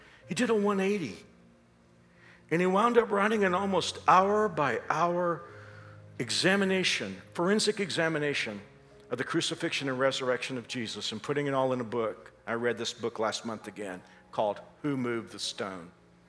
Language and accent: English; Texas, United States; moved away as an adult; And even though I've been here for so many years, Paul knew I came from Texas, and he's always wanted to introduce Kansas to me